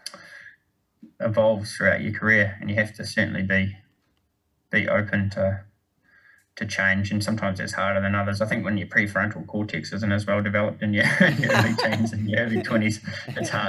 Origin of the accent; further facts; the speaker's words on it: New Zealand; moved away; also born or lived in United States; growing up in New Zealand